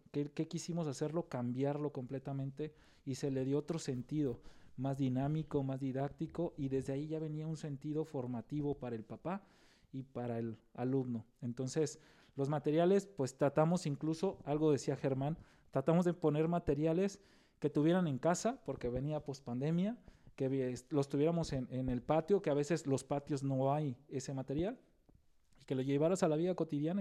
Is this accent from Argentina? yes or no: no; Nayarit, Mexico; nosotros somos de Nayarit